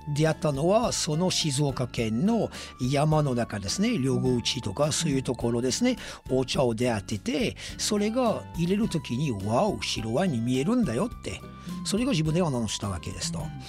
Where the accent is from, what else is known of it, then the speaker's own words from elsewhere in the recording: France; Japanese is a second language; now in Japan; 私はフランス人